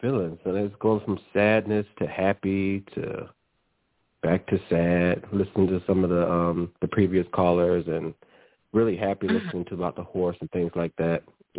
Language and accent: English; Thomasville, Georgia, United States; now in Atlanta, United States; I am from Thomasville, Georgia, but I am in Atlanta.